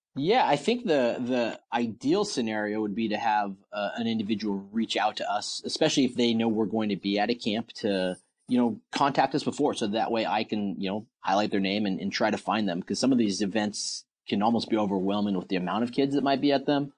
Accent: Portland, Oregon, United States; moved away; I'm from Portland, Oregon, and we don't have a baseball team there

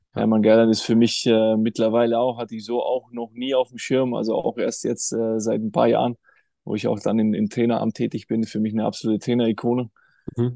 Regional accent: Germany; bei uns in Deutschland

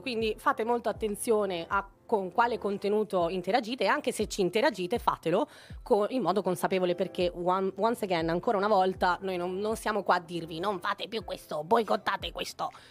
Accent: Venice, Veneto, Italy; also born or lived in Naples; sono una pulegna, sono di Napoli, sono cresciuta però a Venezia

